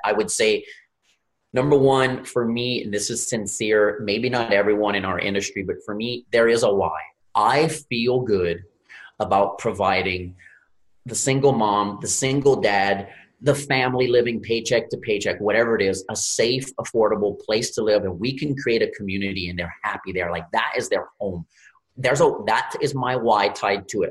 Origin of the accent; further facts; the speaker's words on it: Louisiana, United States; I'm from Louisiana, grew up in the Gulf of Mexico